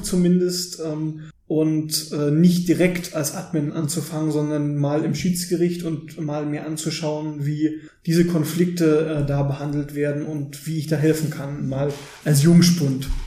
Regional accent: Löbau, Saxony, Germany; moved away as an adult; now in Dresden, Germany; komme gebürtig aus Löbau in der Oberlausitz

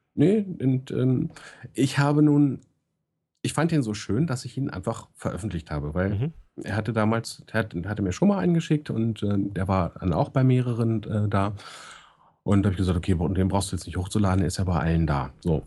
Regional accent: Hanover, Lower Saxony, Germany; ich als Hannoveraner

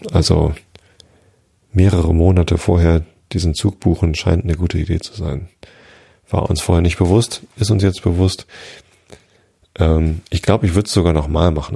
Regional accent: Northern Germany, Germany; Norddeutschland ist auch schön. Ich mag auch meine Heimat

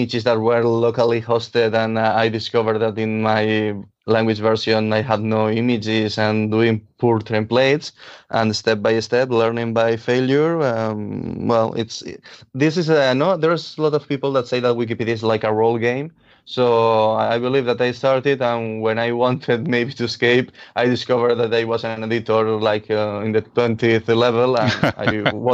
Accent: Valencia, Valencian Community, Spain; first language Catalan; English is a second language; I was born in Algiros, which is a neighborhood in here in Valencia

